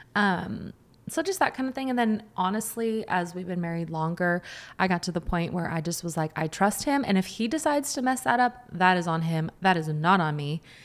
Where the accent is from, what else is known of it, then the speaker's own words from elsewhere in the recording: Washington, United States; I grew up in Washington